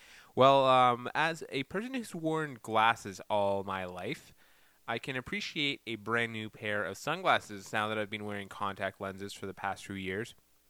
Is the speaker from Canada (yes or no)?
yes; Ottawa, Ontario, Canada; my hometown of Ottawa.